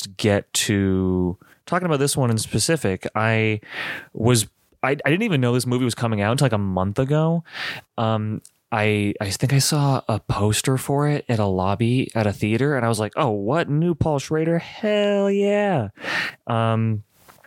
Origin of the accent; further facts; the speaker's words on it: United States; I'm so American